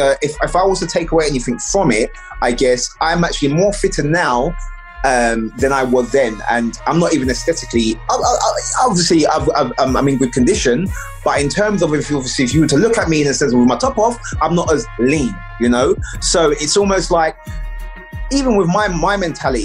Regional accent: London, United Kingdom; I grew up in East London

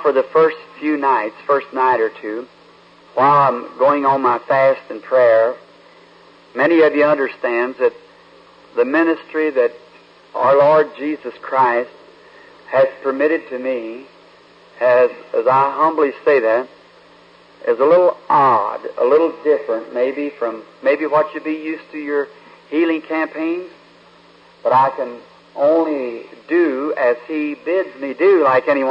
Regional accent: Kentucky, United States; up in the mountains where I was, Kentucky, where I was born

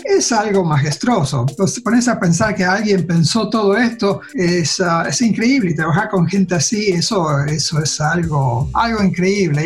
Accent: Rosario, Santa Fe, Argentina; also born or lived in United States; now in Pasadena, United States; nací en Rosario, a Santa Fe, Argentina, y ahora estoy trabajando para NASA

